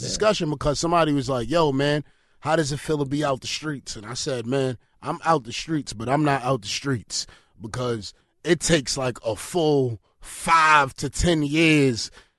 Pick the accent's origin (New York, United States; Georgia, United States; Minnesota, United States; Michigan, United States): New York, United States; New York City; also born or lived in Honduras; I grew up in East New York.